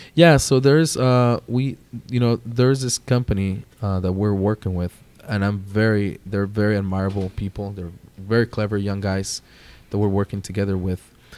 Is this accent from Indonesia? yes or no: no; Jalisco, Mexico; I'm proudly from Jalisco, Mexico.